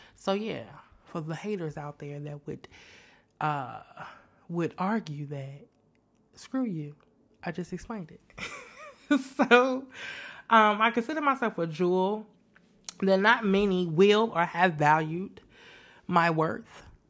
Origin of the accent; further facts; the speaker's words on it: Chicago, Illinois, United States; moved away as an adult; also born or lived in San Antonio, Texas; now in Houston, United States; I'm originally from Chicago, born and raised on the west side of Chicago, the best side of town